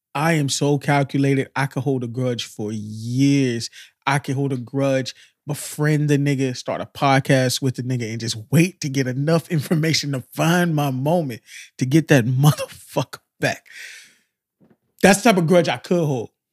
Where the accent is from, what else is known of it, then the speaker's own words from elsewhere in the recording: Miami, Florida, United States; I'm from Miami.